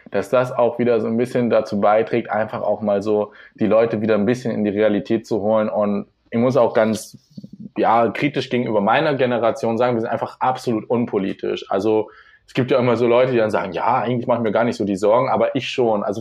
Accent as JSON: {"language": "German", "area": "small village near Hildesheim", "region": "Lower Saxony", "country": "Germany", "tie": "born or raised there", "lives_now": "Hildesheim, Germany", "said": "ich komme aus einem kleinen Dorf in der Nähe von Hildesheim, also so 15 Kilometer südlich. Ich bin jetzt für die Ausbildung hergezogen"}